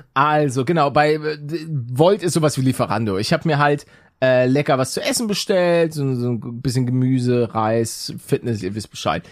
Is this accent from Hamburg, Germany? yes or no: yes; Hamburg, Germany; als Norddeutscher, als, als Hamburger